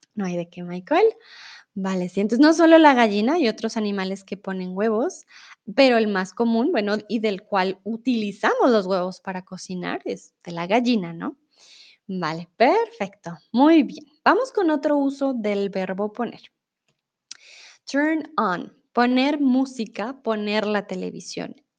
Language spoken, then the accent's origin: Spanish; Colombia; now in Mexico; de Colombia